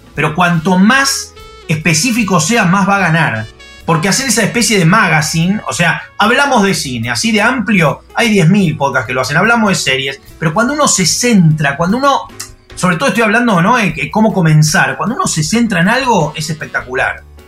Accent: Argentina; soy argentino

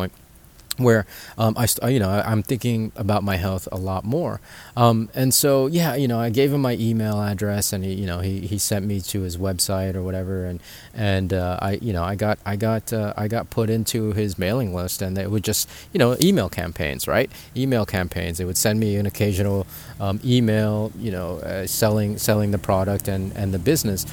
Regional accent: Philippines; we're from the Philippines

